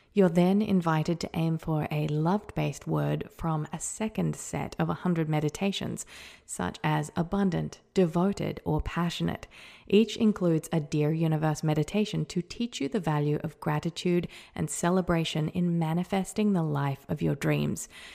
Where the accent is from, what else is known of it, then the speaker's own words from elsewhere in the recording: Whanganui, Manawatū-Whanganui, New Zealand; moved away; I was born in Wanganui, New Zealand at nine thirty A M